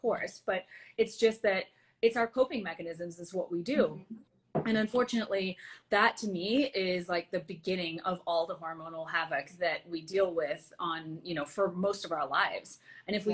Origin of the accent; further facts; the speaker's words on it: Antigua & Barbuda; moved away; I'm from Antigua originally, and you know, it's a small island in the Caribbean